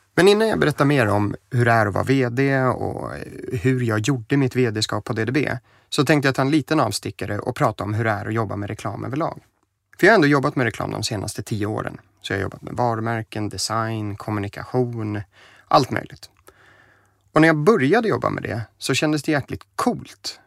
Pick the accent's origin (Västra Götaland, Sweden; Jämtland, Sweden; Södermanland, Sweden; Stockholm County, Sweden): Stockholm County, Sweden; Stockholm; born or raised there; also born or lived in United States / Germany